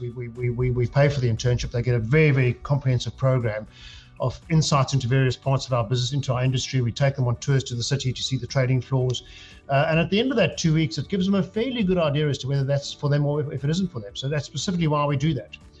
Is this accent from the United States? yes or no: no; South Africa; moved away as an adult; now in United Kingdom; I grew up in South Africa, um, as you can hear by the accent